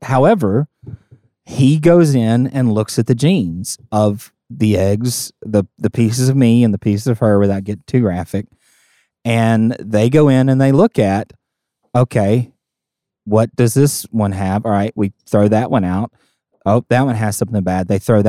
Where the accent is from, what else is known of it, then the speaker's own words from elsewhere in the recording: Southern United States, United States; I grew up in the South, but I am not a super friendly Southerner.